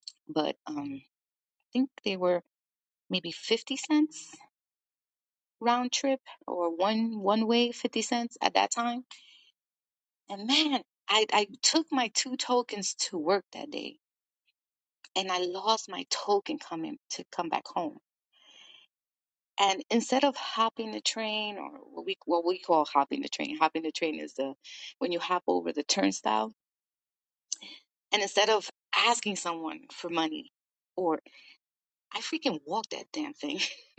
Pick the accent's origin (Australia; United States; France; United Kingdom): United States; New York; And that goes with being a New Yorker, really.